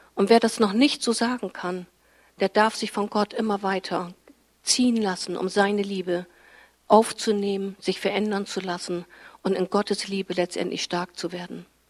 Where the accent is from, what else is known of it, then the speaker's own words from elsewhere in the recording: Fischerhude, Lower Saxony, Germany; In meinem Dorf, wo ich herkomme, Fischerhude, da gab es zu meiner Zeit eben noch keinen Kindergarten.